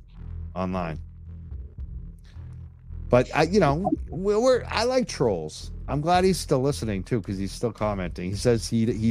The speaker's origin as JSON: {"language": "English", "town": "Boston", "region": "Massachusetts", "country": "United States", "said": "I'm from Boston"}